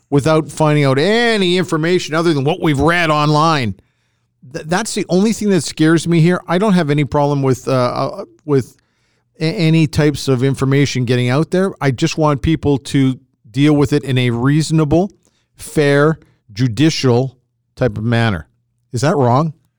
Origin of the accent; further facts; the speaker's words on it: Edmonton, Alberta, Canada; as a kid growing up in Edmonton in the sixties